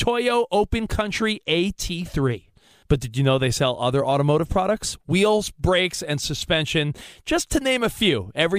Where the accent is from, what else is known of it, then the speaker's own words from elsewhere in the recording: Long Island, New York, United States; in the early 90s on Long Island, I got one pair for Christmas